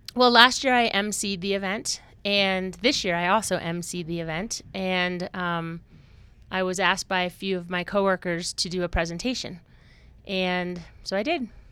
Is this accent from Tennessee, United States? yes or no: no; Woodstock, Vermont, United States; moved away as an adult; now in Colorado, United States; I grew up in a small Vermont town, Woodstock, Vermont, where skiing was a way of life in the winter.